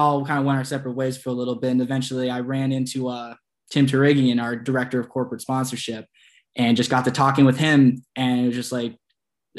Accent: Sudbury, Massachusetts, United States; I am from Sudbury, Massachusetts, which is about 30, 35 minutes right outside Boston

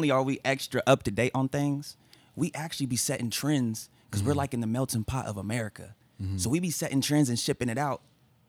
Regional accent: Tulsa, Oklahoma, United States; also born or lived in Claremore; I'm from Tulsa. Mm-hmm. I moved to Claremore when I was, like, on my way to 7th, 8th grade. Because I was a little knucklehead, living with my mom, single mother, three children, East Tulsa, 31st and Garnett area.

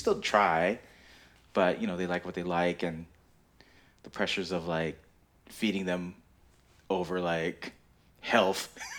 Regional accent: Philippines; we're Filipino, and my dad was in the Navy, and, you know, old school Filipino dads

